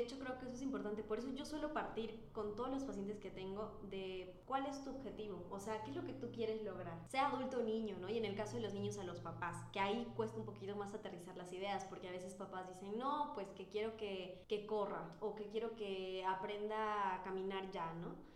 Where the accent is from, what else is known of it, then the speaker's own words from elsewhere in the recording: Peru; moved away; soy fisioterapeuta de Lejano Perú